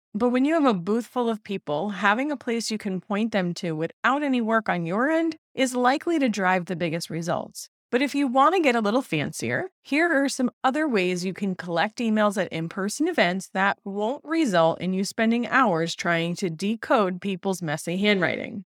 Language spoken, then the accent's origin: English; New York, United States; I'm from New York